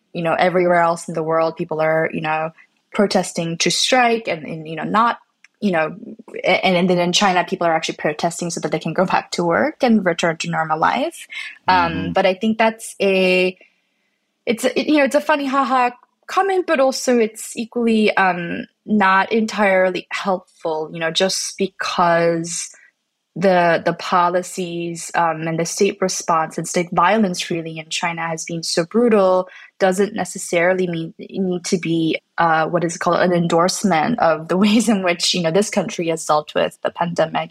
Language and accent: English; Canada; I'm not American, I'm, I'm, from Canada and my family's from Korea